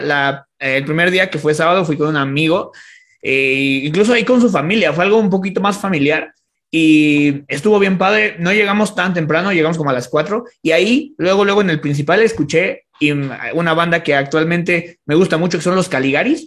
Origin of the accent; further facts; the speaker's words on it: Toluca, State of Mexico, Mexico; also born or lived in Metepec; soy de Toluca